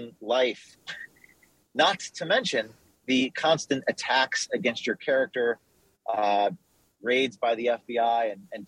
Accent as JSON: {"language": "English", "town": "Westwood", "region": "New Jersey", "country": "United States", "tie": "born or raised there", "said": "I grew up in northern New Jersey, Bergen County, Westwood, New Jersey, which is just near New York City, suburbs of New York City."}